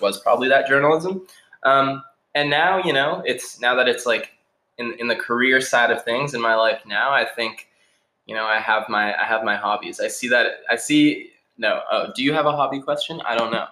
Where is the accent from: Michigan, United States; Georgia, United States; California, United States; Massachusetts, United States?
Massachusetts, United States; Newton; also born or lived in Colorado / Somerville; I grew up in Newton